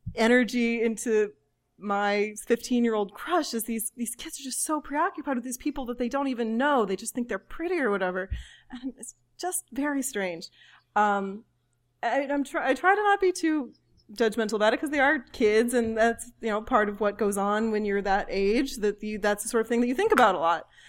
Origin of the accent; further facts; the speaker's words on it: United States; as an American